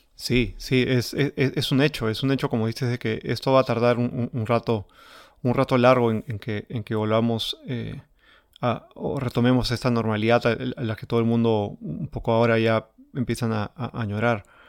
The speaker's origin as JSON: {"language": "Spanish", "country": "Peru", "said": "como peruanos"}